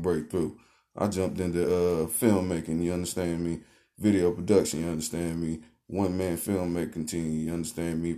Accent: the Carolinas, United States; I'm from the Carolinas

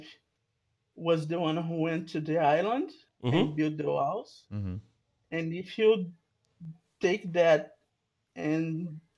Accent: Brazil; I'm from Brazil

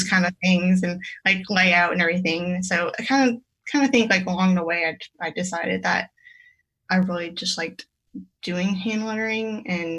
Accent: about 30 minutes from New Orleans, Louisiana, United States; moved away as an adult; now in Raleigh, United States; I was born in Louisiana, about 30 minutes from New Orleans. And I went to graphic design school there. And I worked a little bit there.

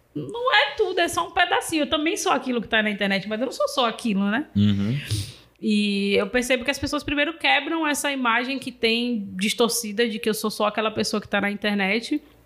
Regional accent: Salvador, Bahia, Brazil; eu sou de Cajazeira, fique de boa, sou do final de linha da 2

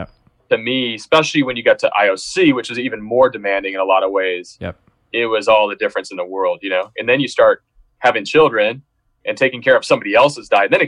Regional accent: Seattle, Washington, United States; moved away as an adult; also born or lived in Irvine / Los Angeles; we're from Seattle, you know, we're from urban areas

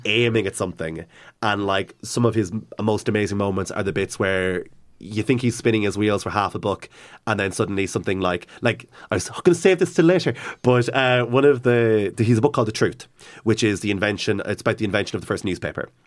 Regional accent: Cavan, Ulster, Ireland; growing up in Cavan

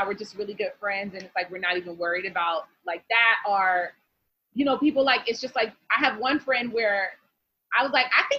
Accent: New York, United States; we're from New York.

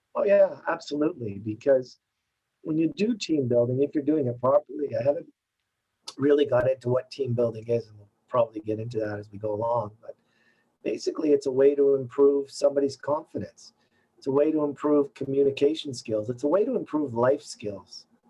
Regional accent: Toronto, Ontario, Canada; moved away as an adult; now in Montreal, Canada; I grew up in Canada. I grew up in Toronto.

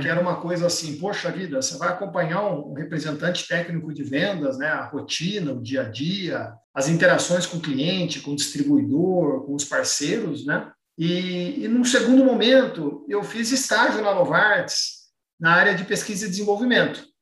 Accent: Campinas, São Paulo, Brazil; Eu sou natural de Campinas

